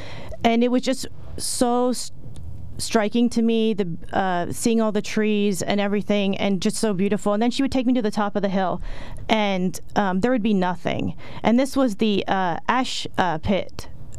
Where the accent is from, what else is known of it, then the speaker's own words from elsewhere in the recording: Selinsgrove, Pennsylvania, United States; I am born and raised in Snyder County, Sealands Grove native. Went to Sealands Grove High School, graduated in 2000, and then went to Susquehanna University.